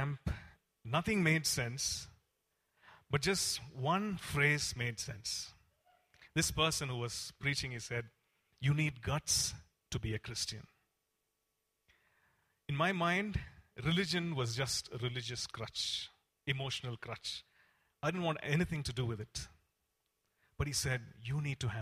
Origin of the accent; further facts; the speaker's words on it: Coimbatore, Tamil Nadu, India; I come from Coimbatore, and we have this CSI church there